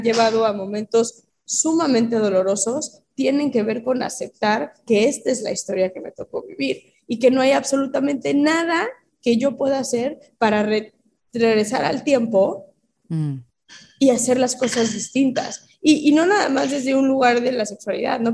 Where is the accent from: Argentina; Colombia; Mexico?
Mexico; siendo una niña mexicana